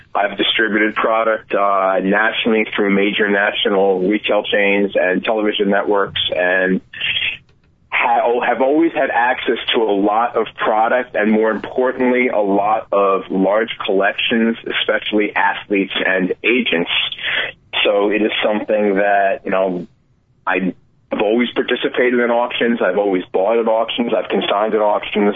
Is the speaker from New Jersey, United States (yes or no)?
yes; New Jersey, United States; I'm from New Jersey